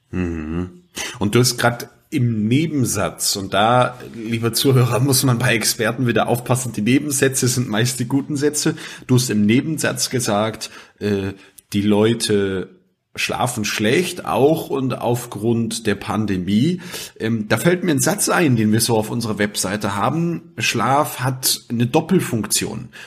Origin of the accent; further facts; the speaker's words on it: Austria; der Kippfall, wie man bei uns in Österreich sagt.